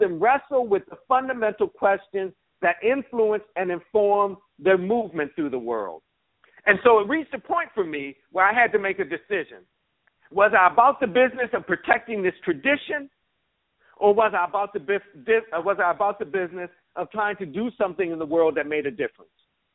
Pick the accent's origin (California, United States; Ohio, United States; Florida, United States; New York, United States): New York, United States; Buffalo; I grew up in Buffalo, New York